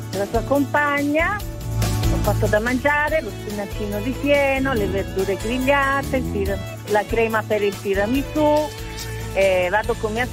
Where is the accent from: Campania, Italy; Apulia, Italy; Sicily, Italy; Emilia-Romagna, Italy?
Apulia, Italy; Canosa di Puglia; now in Moncucco, Italy; Io sono di Canosa di Puglia, ci tengo.